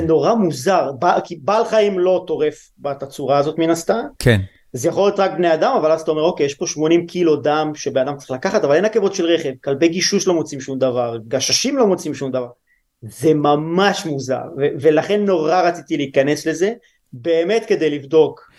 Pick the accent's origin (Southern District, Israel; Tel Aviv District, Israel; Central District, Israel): Southern District, Israel; Lehavim; moved away as an adult; also born or lived in Italy; אני גדלתי בלהבים, ש... בדרום